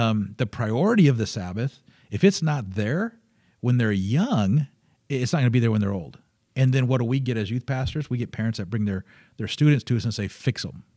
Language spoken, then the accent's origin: English; Michigan, United States; the Northern Bible Belt of Michigan, um, is, uh, is where I grew up